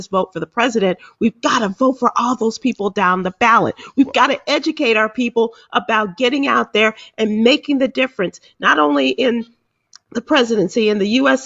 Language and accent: English; Chicago, Illinois, United States; in my city of Chicago, in my hometown